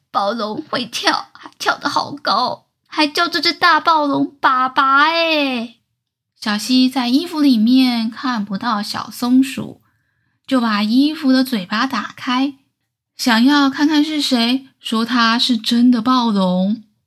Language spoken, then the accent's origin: Chinese; Taichung, Taiwan; 小时候住在台中，科学博物馆是阿姨校外教学的回忆。